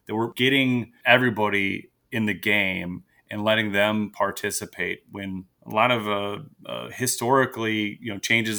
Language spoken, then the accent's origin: English; Prairie du Chien, Wisconsin, United States; also born or lived in Madison, Wisconsin; I'm a lifelong Wisconsin resident. I grew up in Prairie du Chien